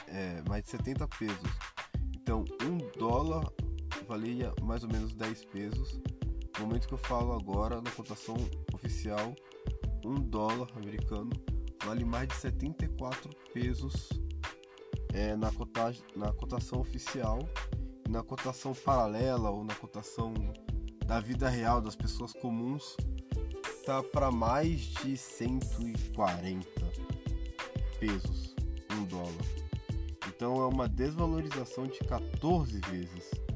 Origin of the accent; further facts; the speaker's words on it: Brazil; eu sou brasileiro, eu nasci no Brasil